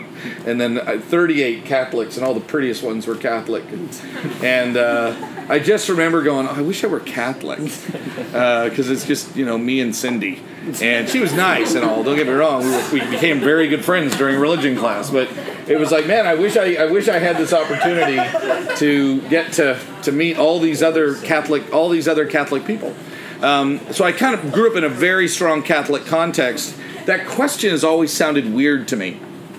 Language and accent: English; Canada; Growing up in Canada, it's a very, especially where I grew up, my dad was in the military, so there were a lot of French-speaking families wherever I lived